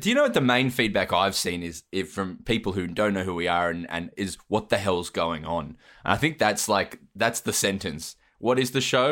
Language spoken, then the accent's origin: English; Australia; my origin story, wink, wink, is that I'm from Australia.